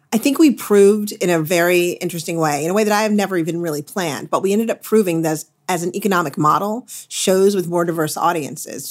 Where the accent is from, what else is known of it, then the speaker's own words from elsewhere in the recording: Midwest, United States; moved away as an adult; also born or lived in New England / Los Angeles; now in Westport, United States; I'm a Midwesterner at heart